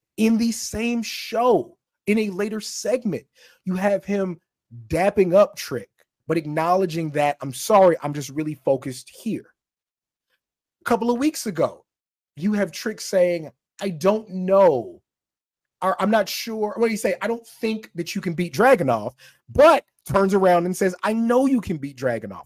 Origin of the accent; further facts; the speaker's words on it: Camp Springs, Maryland, United States; I'm from, I'm from Camp Springs, Maryland, is where I'm from